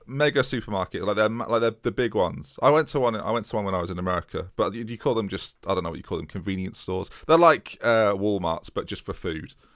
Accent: United States; accent: American; my American accent

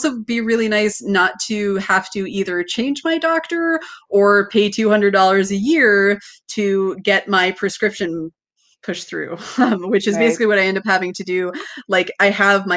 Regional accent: Washington, United States; also born or lived in Pennsylvania; now in Erie, United States; my home state

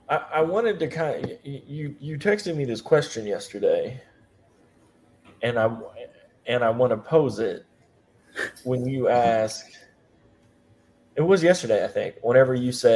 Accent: Midwest, United States; I'm from the Midwest.

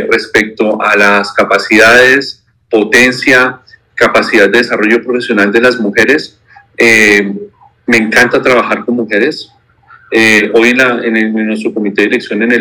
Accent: Neiva, Huila, Colombia; now in Bogotá, Colombia; soy de Neiva, aunque he vivido casi toda mi vida aquí en Bogotá.

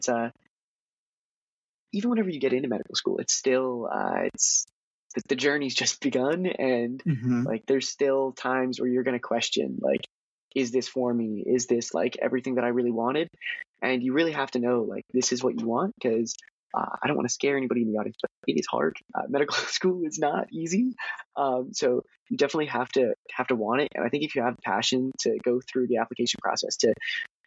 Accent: Harrisburg, Pennsylvania, United States; moved away as an adult; now in Philadelphia, United States; my hometown of Harrisburg

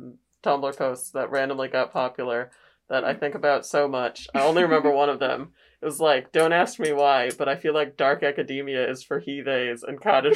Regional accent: California, United States; Like, hello, I'm from the Bay Area.

